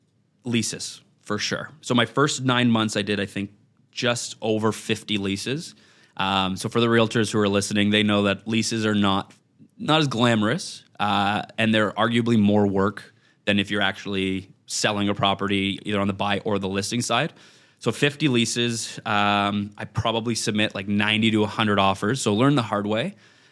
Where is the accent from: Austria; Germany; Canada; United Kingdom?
Canada; Ottawa, Ontario; moved away as an adult; now in Toronto, Canada; I'm from Ottawa originally.